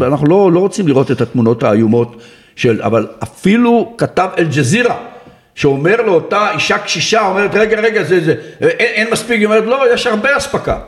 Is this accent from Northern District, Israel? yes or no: yes; Ma'agan, Northern District, Israel; אני גדלתי בקיבוץ מעגן